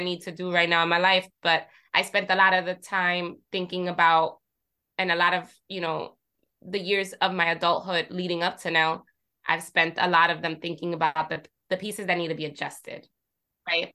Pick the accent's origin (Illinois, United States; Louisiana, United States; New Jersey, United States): New Jersey, United States; Jersey City; I come from Jersey City, right? And I'm Puerto Rican. So I grew up surrounded by people that look like me